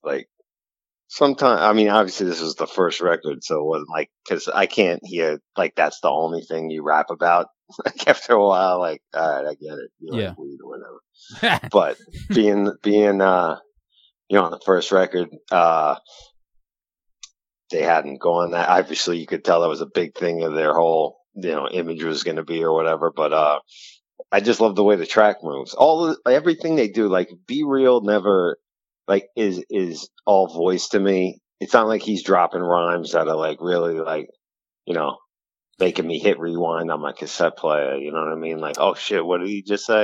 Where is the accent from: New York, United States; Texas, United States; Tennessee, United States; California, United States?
New York, United States; East End of Long Island; a young Hispanic boy growing up in the East End of Long Island